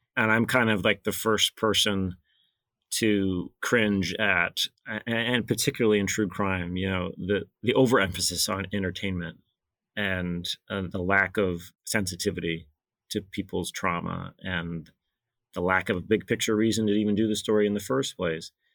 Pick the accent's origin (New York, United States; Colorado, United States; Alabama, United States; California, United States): Alabama, United States; moved away as an adult; now in New Hampshire, United States; I grew up in Alabama